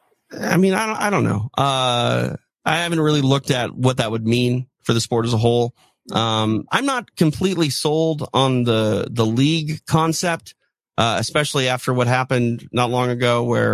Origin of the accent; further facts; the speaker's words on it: Midwest, United States; growing up in the Midwest